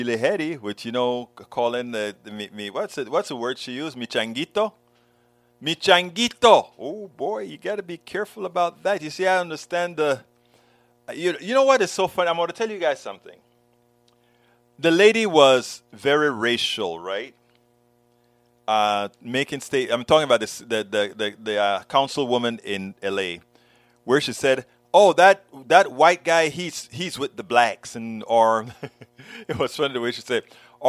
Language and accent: English; Panama; now in United States; I think about how we address people in Panama.